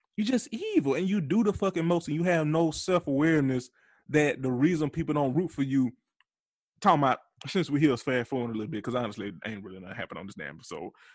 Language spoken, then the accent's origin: English; Georgia, United States; Atlanta, Georgia, my home state